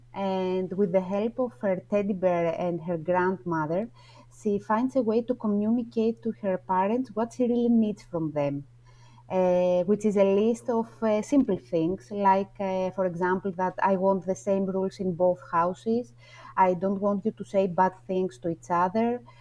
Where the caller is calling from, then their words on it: Athens, Attica, Greece; calling from Athens, Greece.